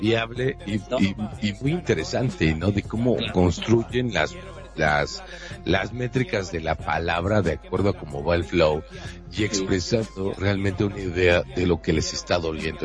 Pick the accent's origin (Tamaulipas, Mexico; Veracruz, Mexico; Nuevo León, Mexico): Nuevo León, Mexico; Monterrey; soy de Monterrey, México.